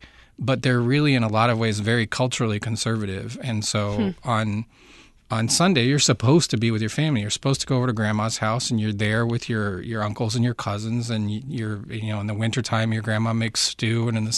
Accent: Baltimore, Maryland, United States; now in Uruguay; I'm from Baltimore.

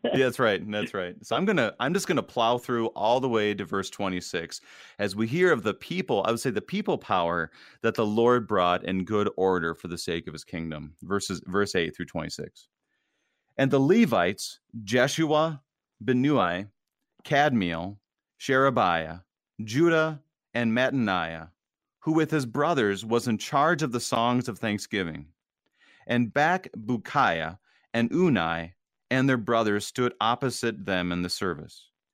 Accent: Wadena, Minnesota, United States; moved away; I'm from a small town. I grew up in Wadena, Minnesota, and it's about four thousand people in that town

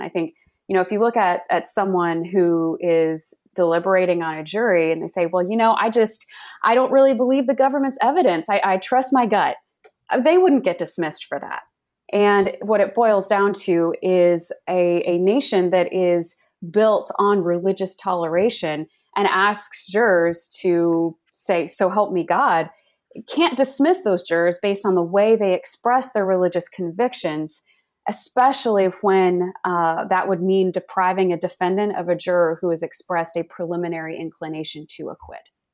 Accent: Dallas-Fort Worth, Texas, United States; also born or lived in Virginia; I grew up in the Dallas-Fort Worth, Texas area

